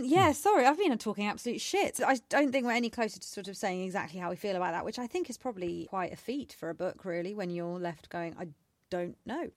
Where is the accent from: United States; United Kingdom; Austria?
United Kingdom; I'm British born and raised.